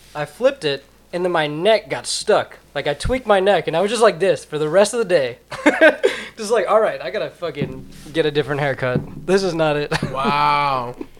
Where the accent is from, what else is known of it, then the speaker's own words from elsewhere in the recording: Plainfield, Illinois, United States; I'm from Plainfield, Illinois